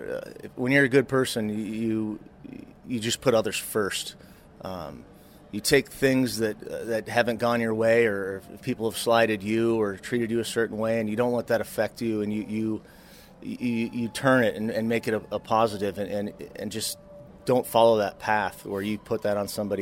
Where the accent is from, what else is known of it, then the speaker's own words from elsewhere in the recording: Seattle, Washington, United States; being local, growing up in the Northwest